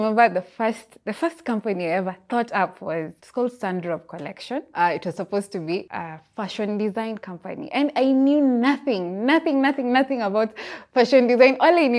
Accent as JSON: {"language": "English", "town": "Busia", "region": "Busia County", "country": "Kenya", "tie": "born there", "also_born_or_lived": "Eldoret / Kisumu", "said": "I was born in Busia. Busia, the border town in Kenya. Yeah, but I've lived in Eldoret and many other places, and Kisumu."}